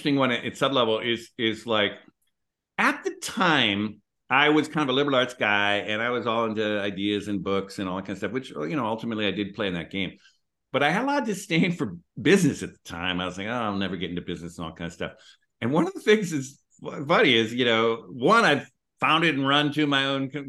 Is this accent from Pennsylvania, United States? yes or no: no; Minneapolis, Minnesota, United States; moved away; also born or lived in West Coast; I grew up in Minneapolis